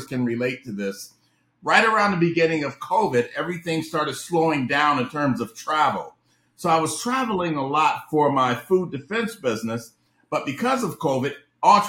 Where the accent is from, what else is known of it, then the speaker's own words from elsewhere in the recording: Cleveland, Ohio, United States; moved away as an adult; also born or lived in Washington, D.C.; I'm originally from Ohio. So I grew up in Cleveland, Ohio